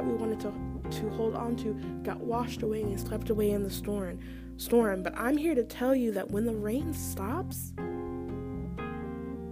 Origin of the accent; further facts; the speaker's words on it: Maryland, United States; I'm from Maryland